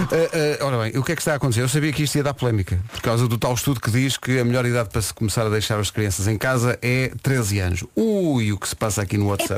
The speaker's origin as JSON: {"language": "Portuguese", "town": "Oeiras", "region": "Lisbon", "country": "Portugal", "tie": "born or raised there", "said": "eu nasci em Oeiras e sempre disse Oeiras"}